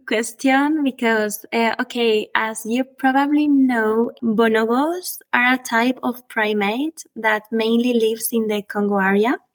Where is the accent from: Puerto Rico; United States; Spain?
Spain; Guadalajara, Castilla-La Mancha; I was born in Guadalajara, Spain, and raised in a little village in the middle of a natural reserve.